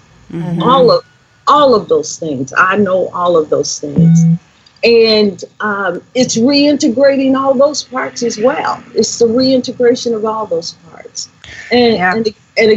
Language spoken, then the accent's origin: English; Indianapolis, Indiana, United States; I grew up right where I am right now in Indianapolis, Indiana